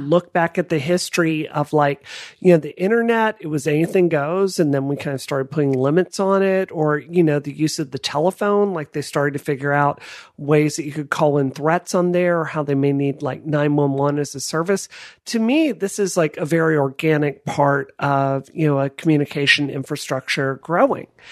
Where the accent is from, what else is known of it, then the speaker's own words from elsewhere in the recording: Mississippi, United States; I grew up next door in Mississippi